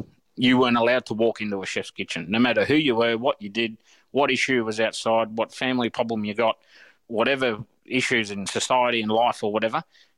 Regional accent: Australia; I'm an Aussie as they come. I'm fourth generation Australian. So, but I've travelled a little bit, so I see things in different perspectives.

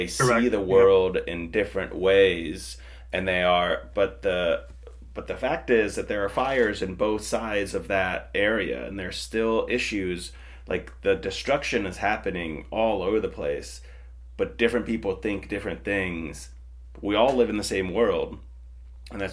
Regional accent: Finland; moved away; I grew up in Finland, that is, a really close border town to Russia

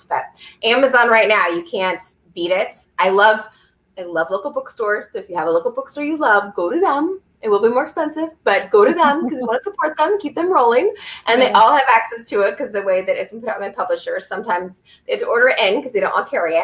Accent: Southern Oregon, United States; moved away as an adult; We're both from Oregon

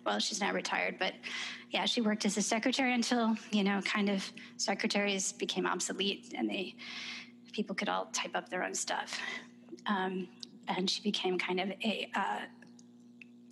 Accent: Detroit, Michigan, United States; moved away as an adult; also born or lived in New York City / Lincoln Park, Michigan; now in Charlottesville, United States; I grew up in Detroit in Michigan

